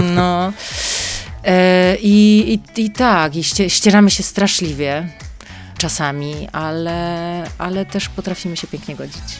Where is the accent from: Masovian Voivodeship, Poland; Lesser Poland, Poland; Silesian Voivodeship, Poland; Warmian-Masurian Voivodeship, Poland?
Silesian Voivodeship, Poland; Mikołów; now in Warsaw, Poland; jestem mm, miejskim dzieckiem, nie z jakiegoś dużego miasta, pochodzę z Mikołowa, ale jednak e, dziecko z miasta